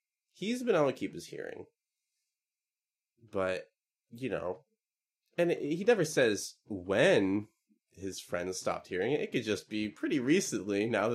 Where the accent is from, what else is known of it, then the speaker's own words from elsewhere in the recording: Northeast Pennsylvania, United States; I'm from Northeast Pennsylvania